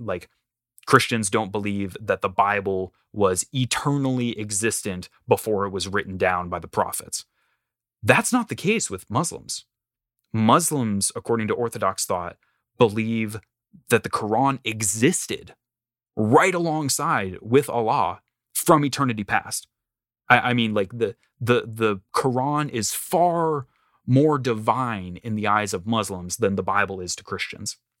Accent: North Carolina, United States; moved away as an adult; also born or lived in Illinois; I am born and raised in down south, North Carolina

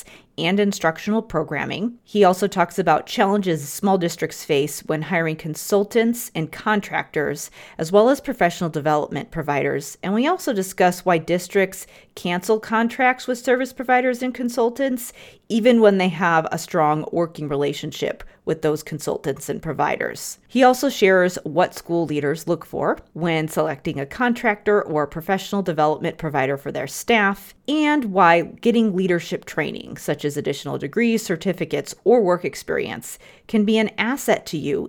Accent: Chicago, Illinois, United States; I grew up in the Chicago area, which meant I lived in a community with an abundance of organizations

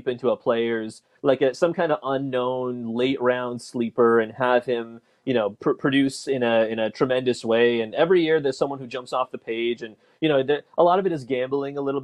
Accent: Toronto, Ontario, Canada; I'm born and raised in Toronto

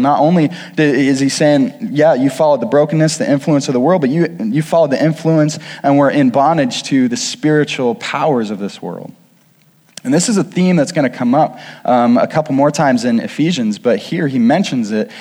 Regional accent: Kirksville, Missouri, United States; I grew up outside of Kirksville, Missouri

